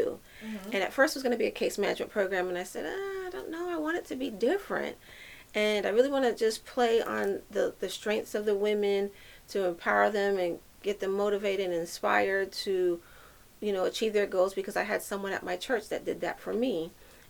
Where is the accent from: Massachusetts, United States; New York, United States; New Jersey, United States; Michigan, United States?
New York, United States; New York City; And I'm a New Yorker, and I've been in every urban community in New York City out of all five boroughs